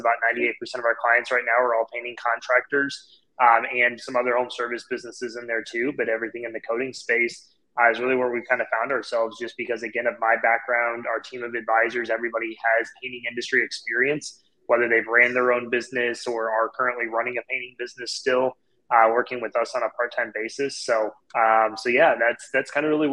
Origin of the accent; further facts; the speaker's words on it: St. Louis, Missouri, United States; I'm born and raised here in St. Louis.